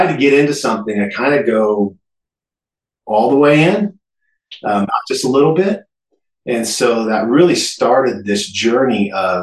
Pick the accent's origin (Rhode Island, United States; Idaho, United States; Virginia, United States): Idaho, United States; I was born and raised in Idaho